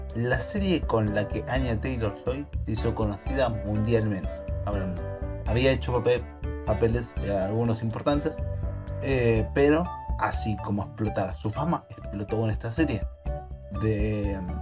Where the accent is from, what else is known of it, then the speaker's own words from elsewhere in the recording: Argentina; Como todo argentino